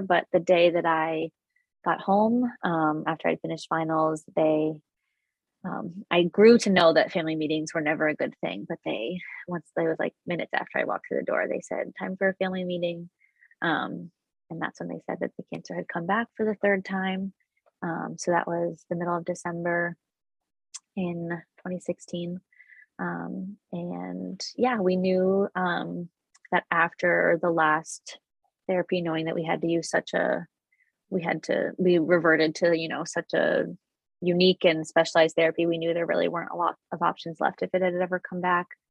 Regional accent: Connecticut, United States; I'm from Connecticut

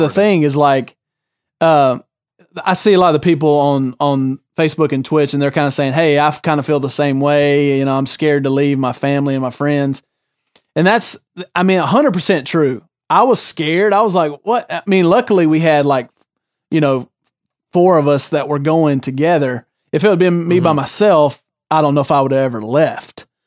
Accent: the South, United States; born or raised there; moved away as an adult

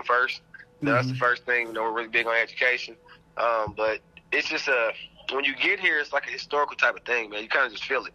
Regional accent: Oklahoma, United States; moved away as an adult; also born or lived in Duncan, Oklahoma; now in Oklahoma City, United States; I'm from the 580 region

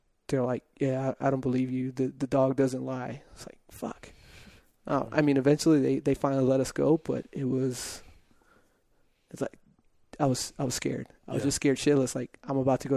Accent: El Paso, Texas, United States; moved away; my hometown of El Paso

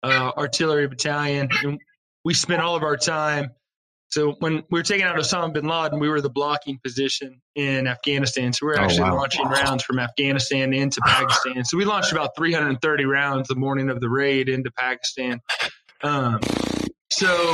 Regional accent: Wilmington, Ohio, United States; I was born and raised in Wilmington, Ohio. So I'm originally from a small town

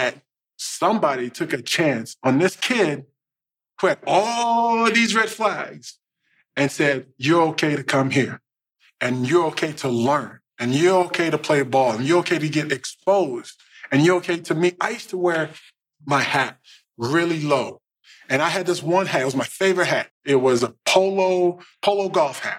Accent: Dallas, Texas, United States; moved away as an adult; also born or lived in Indiana; I grew up in Dallas

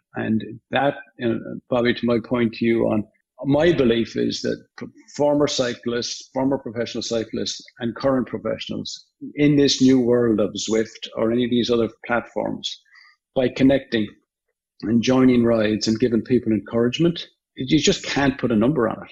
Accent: Limerick, Munster, Ireland; now in United States; I'm from Limerick

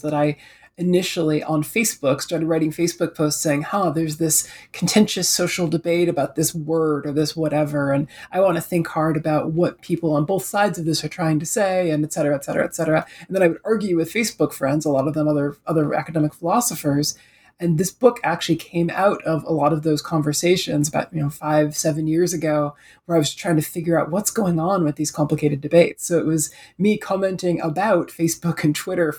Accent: Detroit, Michigan, United States; also born or lived in New York City; now in Toronto, Canada; I'm originally from Detroit.

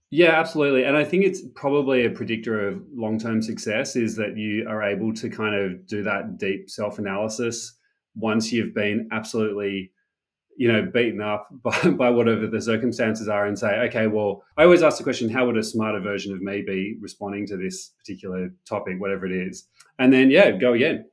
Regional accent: Sydney, New South Wales, Australia; moved away as an adult; also born or lived in Silicon Valley; born and raised in Sydney

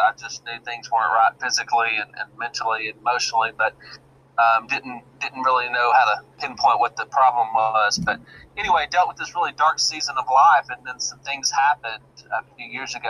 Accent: Arkansas, United States; I'm actually a resident here in the good old state of Arkansas, born and raised in Arkansas

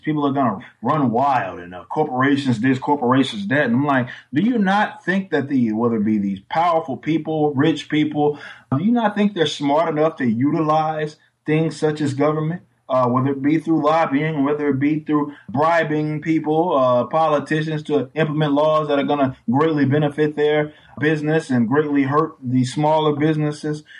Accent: Texas, United States; I'm from Texas

